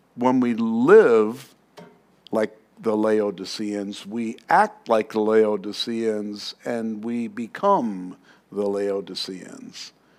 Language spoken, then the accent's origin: English; New York City, New York, United States; moved away; I come from New York. I'm from Queens